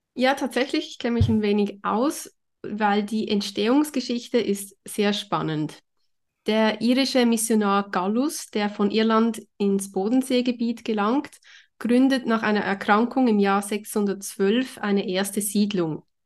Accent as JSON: {"language": "German", "region": "Zurich", "country": "Switzerland", "said": "bei uns in Zürich"}